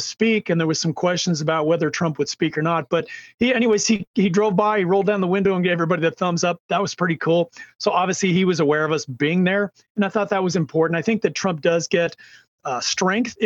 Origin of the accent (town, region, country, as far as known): California, United States